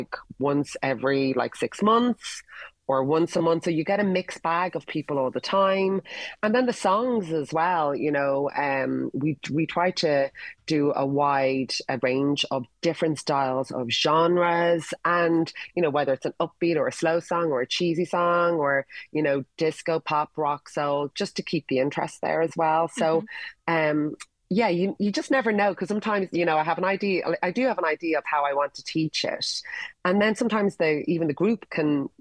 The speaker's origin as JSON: {"language": "English", "country": "Ireland"}